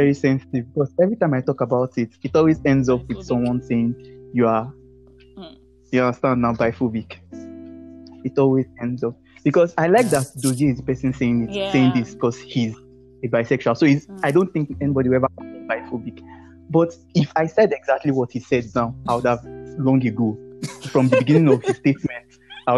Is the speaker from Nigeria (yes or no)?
yes; Nigeria; I'm here, I'm from Nigeria